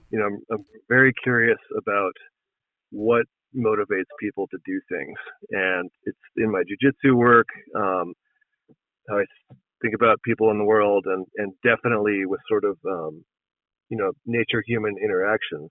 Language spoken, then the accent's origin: English; East Coast, United States; moved away as an adult; now in Montana, United States; I grew up on the East Coast um, and moved out west when I was, when I was 19. Um, and I've been living in Montana continuously since 1997